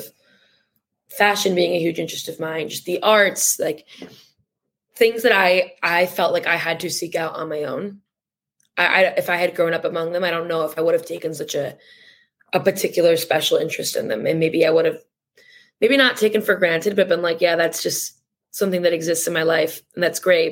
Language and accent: English; Bloomfield, Michigan, United States; moved away as an adult; now in New York City, United States; I grew up in Bloomfield